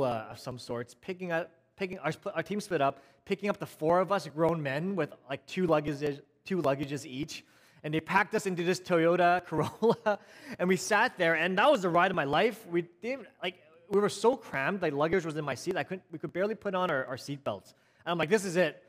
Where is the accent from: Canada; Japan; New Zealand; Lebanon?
Canada; Vancouver, British Columbia; A city boy born in Vancouver, born and raised in Vancouver